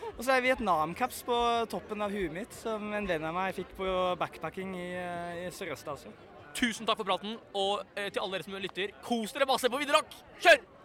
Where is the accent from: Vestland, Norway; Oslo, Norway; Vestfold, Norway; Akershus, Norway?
Oslo, Norway; Jeg er en bygutt fra Ring 3